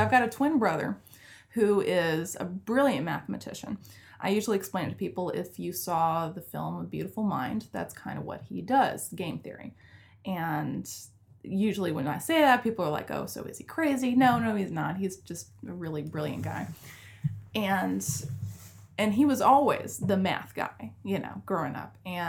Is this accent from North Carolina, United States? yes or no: yes; Charlotte, North Carolina, United States; Like, you're not from North Carolina. I'm like, oh, but I was born and raised in Charlotte. You know, they didn't believe me.